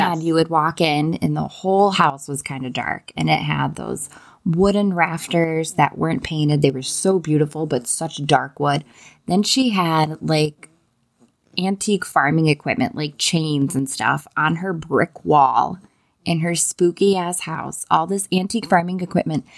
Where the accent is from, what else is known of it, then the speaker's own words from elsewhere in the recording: Oakfield, New York, United States; now in Virginia Beach, United States; I grew up in Oakfield, New York, which is like a tiny, tiny, tiny town in Genesee County